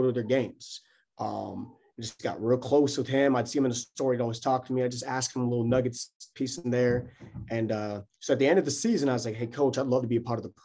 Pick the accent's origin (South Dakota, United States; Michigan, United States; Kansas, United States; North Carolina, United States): North Carolina, United States; also born or lived in Atlanta, Georgia, United States; now in Lake Charles, United States; growing up in Atlanta, I grew up there. Moved to North Carolina when I was five